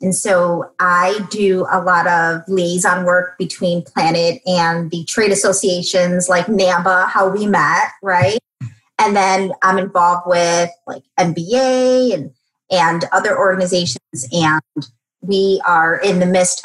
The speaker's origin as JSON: {"language": "English", "town": "Chicago", "region": "Illinois", "country": "United States", "tie": "born or raised there", "said": "I'm born and raised in Chicago, single mom."}